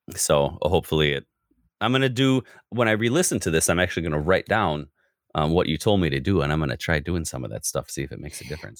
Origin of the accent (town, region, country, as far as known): United States